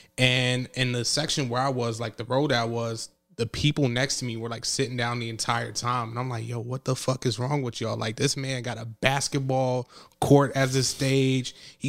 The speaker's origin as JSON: {"language": "English", "region": "New Jersey", "country": "United States", "said": "I'm from Jersey. She's like, I knew by your accent."}